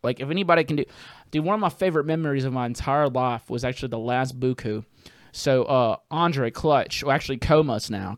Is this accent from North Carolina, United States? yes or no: no; Jackson, Mississippi, United States; now in New Orleans, United States; I'm from there. That's, that's where I was raised.